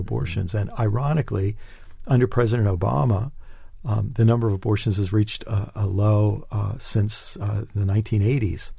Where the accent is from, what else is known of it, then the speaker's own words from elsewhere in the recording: United States; as an American